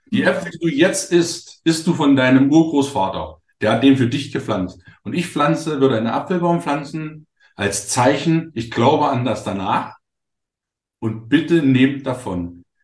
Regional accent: Wittenberg, Saxony-Anhalt, Germany; ich bin ja, ich komme ja aus der Lutherstadt Wittenberg.

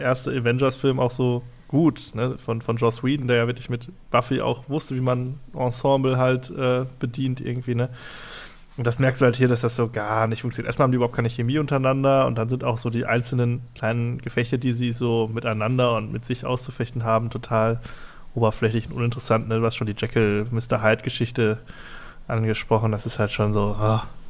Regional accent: Essen, North Rhine-Westphalia, Germany; wir kommen aus Essen und äh, wohnen auch in Essen

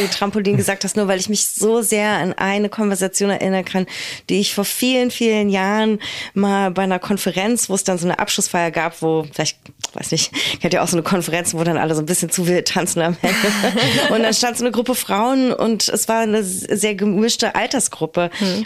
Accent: Berlin, Germany

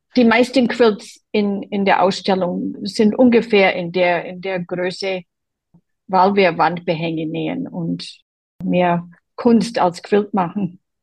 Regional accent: Boston, Massachusetts, United States; German is a second language; now in Germany; Ich komme aus Boston an der Ostküste der USA

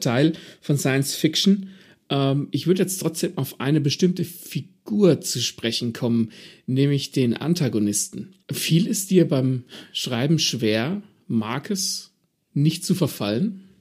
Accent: Southern Germany, Germany; als Süddeutscher

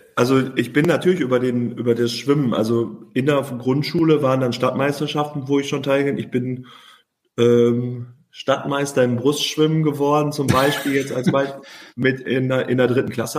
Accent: Oberhausen, North Rhine-Westphalia, Germany; in meiner Heimat oder Geburtsstadt Oberhausen

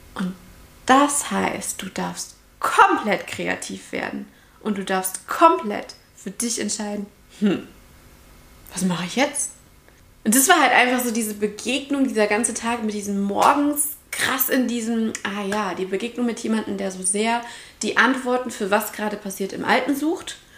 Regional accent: Central Hesse, Germany; now in Heidelberg area, Germany; ich komme aus Mittelhessen

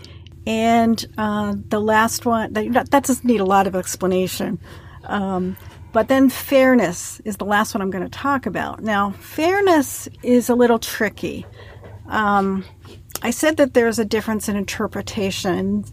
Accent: New Jersey, United States; moved away as an adult; now in Indiana, United States; I grew up in New Jersey

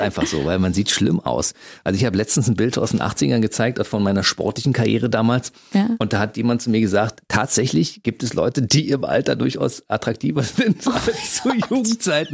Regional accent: Berlin, Germany; ich bin in Ostberlin aufgewachsen

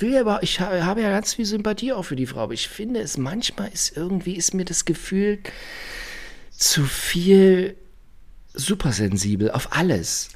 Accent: East Germany, Germany; ich bin aus der DDR

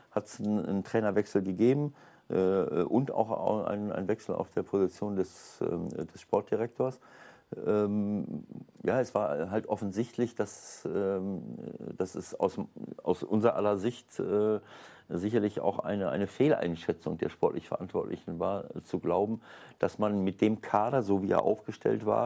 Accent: Paderborn, North Rhine-Westphalia, Germany; wo, äh, keine Ahnung, der Paderborner Stadtanzeiger vielleicht noch zuguckt. äh, ich äh, ich, ich komme zwar aus der Gegend.

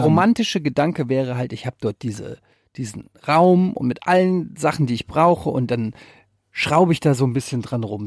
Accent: Frankfurt, Hesse, Germany; also born or lived in Cologne / Düsseldorf; now in Hamburg, Germany; ich bin geboren mitten in der City in Frankfurt, ich habe in Köln und Düsseldorf gewohnt, jetzt in Hamburg

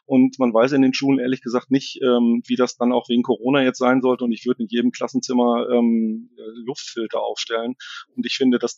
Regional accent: Herzebrock, North Rhine-Westphalia, Germany; also born or lived in Wiedenbrück; aufgewachsen in Herzebrock. Also ich bin gebürtiger Ostwestfale und habe da eigentlich meine Jugend drauf verbracht.

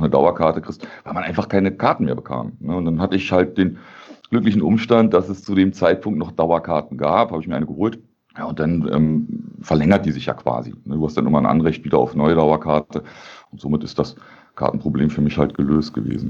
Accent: Berlin, Germany; moved away as an adult; now in Bonn, Germany; aus Berlin komme ich. Ähm, aufgewachsen bin ich in, in Treptow, in Baumschulenweg, 200 Meter von der Mauer weg im Osten

